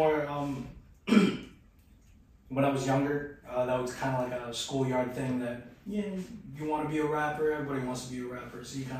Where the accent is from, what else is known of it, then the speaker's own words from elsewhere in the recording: Philippines; I'm Filipino, so filial piety is still kind of the thing in that society, and we came from the old world, so.